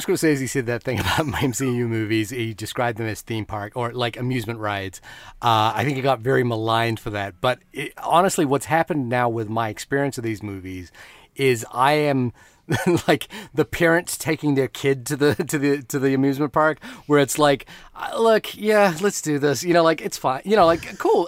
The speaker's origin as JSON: {"language": "English", "country": "Fiji", "tie": "born or raised there", "moved": "yes", "said": "When I grew up in Fiji, I talk about, like, getting, having to get coconuts from the tree behind the house"}